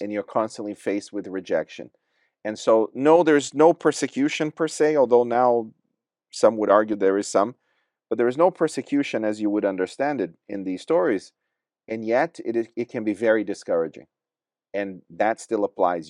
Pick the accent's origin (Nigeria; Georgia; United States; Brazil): Brazil; also born or lived in Watford; now in England; I was born in Brazil